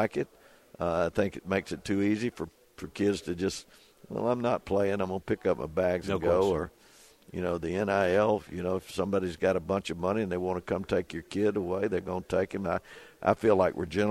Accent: Florida Panhandle, United States; moved away as an adult; also born or lived in Clemson, South Carolina / Auburn, Alabama; I was raised in the Panhandle of Florida near – on the Gulf of Mexico, 50 miles from it

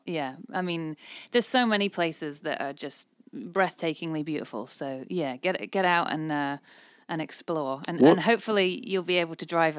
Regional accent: Lincolnshire, East Midlands, United Kingdom; I'm from Lincolnshire.

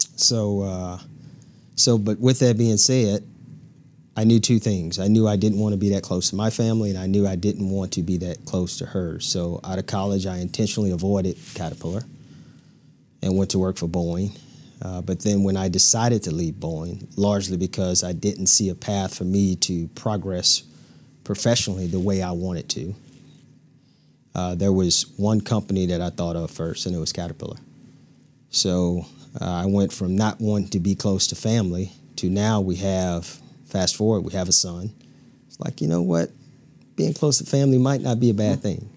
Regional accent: Louisiana, United States; moved away as an adult; now in Peoria, Illinois, United States; born and raised in Louisiana, a small town, population twenty-five hundred people

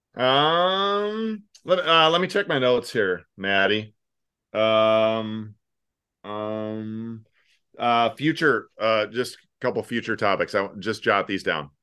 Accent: Sioux Falls, South Dakota, United States; now in Omaha, United States; I grew up in Sioux Falls, cultural mecca located directly north of here

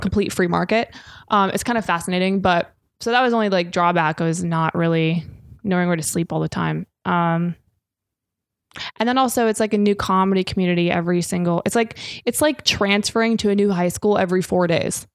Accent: Minnesota, United States; I'm from Minnesota.

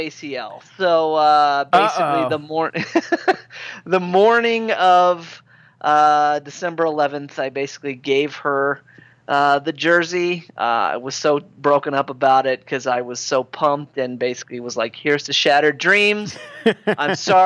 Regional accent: Midwest, United States; accent: Midwestern; moved away; In the Midwest, we're definitely grandma, grandpa

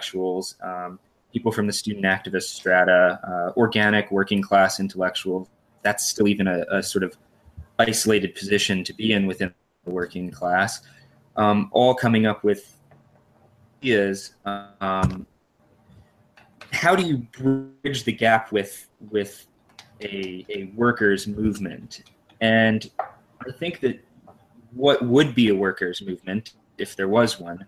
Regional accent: New Jersey, United States; I'm from New Jersey

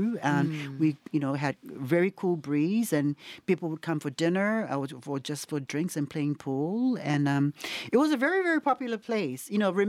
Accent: Upolu, Samoa; born there; also born or lived in Jakarta, Indonesia; So I was born in Samoa at the Mototo Hospital in Upolu Island in 1975.

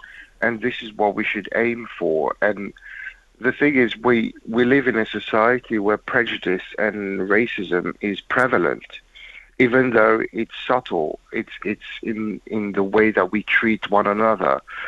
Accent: England, United Kingdom; Win or lose, I'm English.

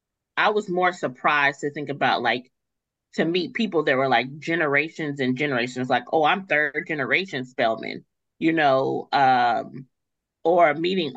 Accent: Gary, Indiana, United States; moved away as an adult; So I grew up in Gary, Indiana.

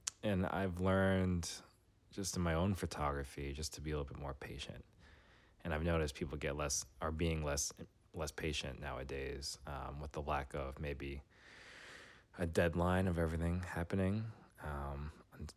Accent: New York City, New York, United States; moved away as an adult; now in Washington, D.C., United States; I grew up in New York City. I moved to D.C. after my undergrad days

